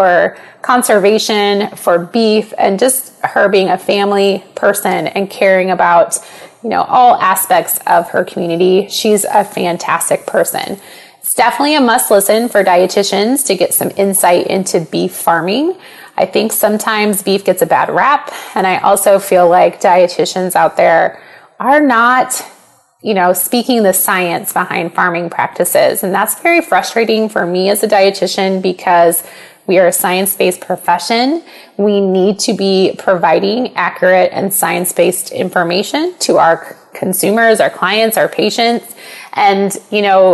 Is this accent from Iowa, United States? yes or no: yes; Panama, Iowa, United States; growing up in Panama